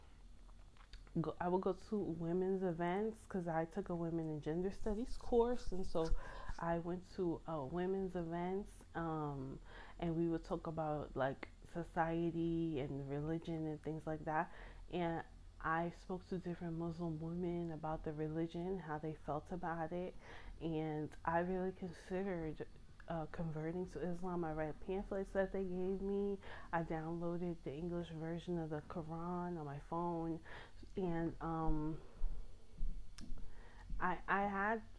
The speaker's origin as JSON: {"language": "English", "country": "United States", "said": "I'm American, so I'm not raised in a world where that's okay"}